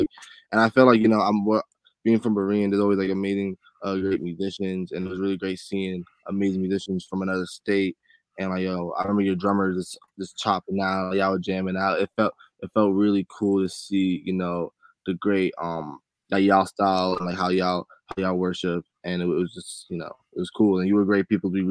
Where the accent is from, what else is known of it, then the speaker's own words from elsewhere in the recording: New York City, New York, United States; I'm from Brooklyn